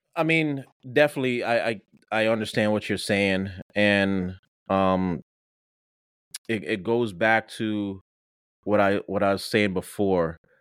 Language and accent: English; Jamaica; moved away; I'm Jamaican